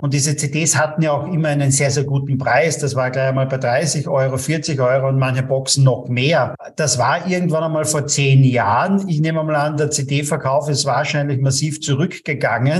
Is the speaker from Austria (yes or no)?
yes; Austria; bei uns in Österreich